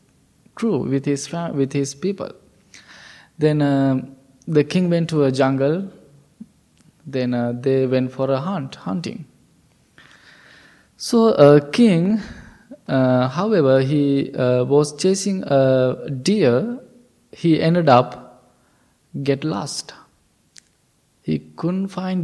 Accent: Sri Lanka; moved away; we all the monks, we are from Sri Lanka

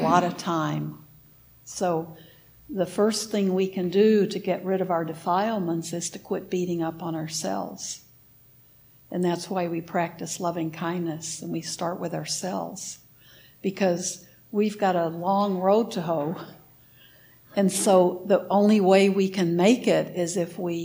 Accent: United States; I'm an American

